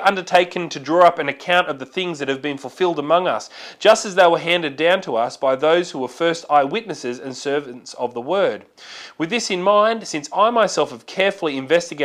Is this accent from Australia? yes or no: yes; Australia; it is a part of being Australian, that Aussie larrikin sort of attitude